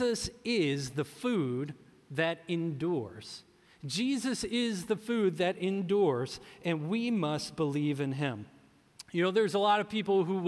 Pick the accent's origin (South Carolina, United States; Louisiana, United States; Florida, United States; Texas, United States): Louisiana, United States; New Orleans; moved away; I'm from New Orleans, and we call that a catfish po' boy